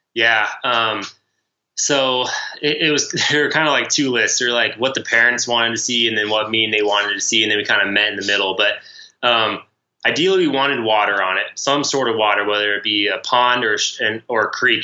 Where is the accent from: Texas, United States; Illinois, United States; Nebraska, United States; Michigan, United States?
Nebraska, United States; we grew up in Nebraska